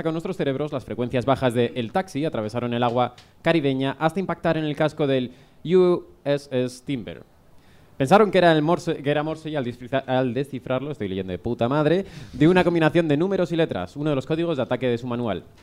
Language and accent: Spanish; Madrid, Community of Madrid, Spain; De Madrid.